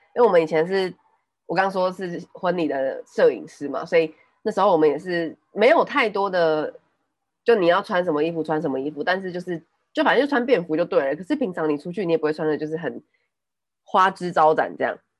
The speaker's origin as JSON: {"language": "Chinese", "region": "Taipei", "country": "Taiwan", "tie": "born or raised there", "first_language": "Taiwanese Hokkien", "second_language": "Chinese", "said": "我小时候是带我阿公阿妈那边长到小班、中班之类的，然后才回台北嗯。念书"}